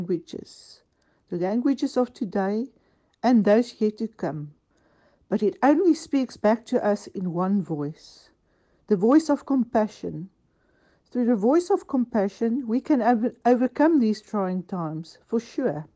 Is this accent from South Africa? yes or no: yes; South Africa; moved away as an adult; now in Cornwall, United Kingdom; I was born and bred in South Africa